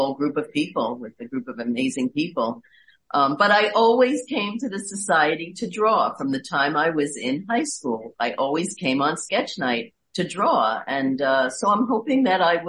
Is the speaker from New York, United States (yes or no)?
yes; New York City, New York, United States; I am from Queens. I'm a borough girl.